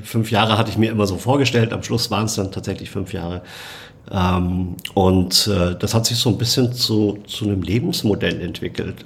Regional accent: Munich, Bavaria, Germany; meine Heimatstadt München

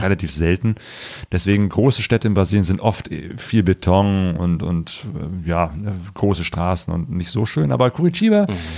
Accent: near Cologne, North Rhine-Westphalia, Germany; also born or lived in Ruhr; ich komme ja aus der Nähe von Köln, bin damals äh, in Köln auch mal äh, zur Schule gegangen, Berufsschule

